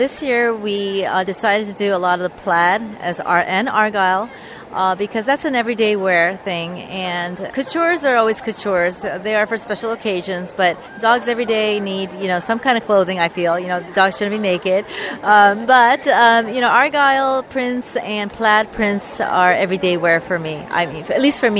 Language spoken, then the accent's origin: English; Hawaii, United States; we're originally from Hawaii